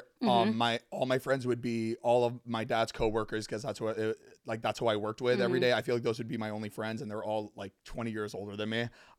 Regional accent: Fort Lauderdale, Florida, United States; moved away as an adult; now in Los Angeles, United States; I grew up in Fort Lauderdale.

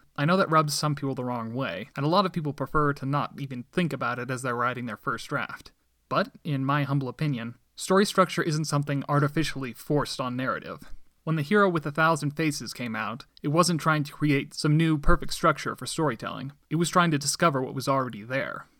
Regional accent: Medford, Oregon, United States; also born or lived in Littleton, Colorado; My family and I moved to Medford, Oregon shortly afterwards when I was about one and a half years old. I grew up there

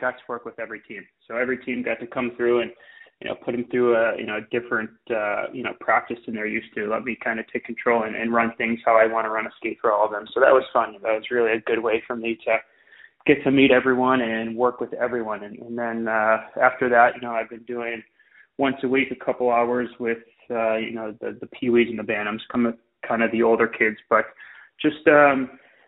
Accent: Wilmette, Illinois, United States; now in Winnetka, United States; I grew up in Wilmette, and then started my career there playing with the Braves

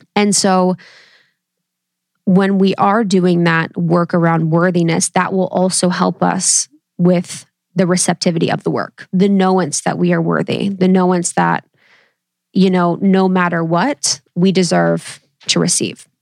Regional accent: Ohio, United States; I come from Ohio, baby, Midwest, roots through and through

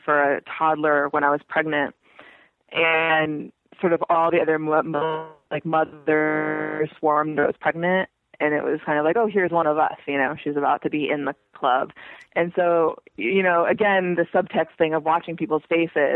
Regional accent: Irvine, California, United States; I'm from Irvine, California, which, for your non-California listeners, is a planned community about an hour south of Los Angeles

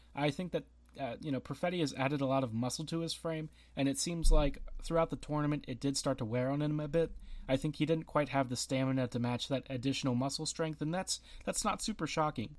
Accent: United States; I am American

